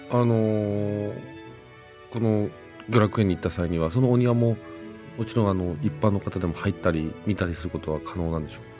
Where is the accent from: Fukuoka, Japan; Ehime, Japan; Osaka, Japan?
Fukuoka, Japan; 僕は生まれも育ちも福岡